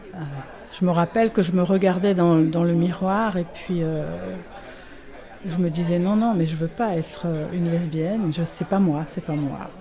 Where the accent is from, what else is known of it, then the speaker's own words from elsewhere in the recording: France; moved away as an adult; also born or lived in England; now in Geneva, Switzerland; je suis française, je vis à Genève depuis une trentaine d'années.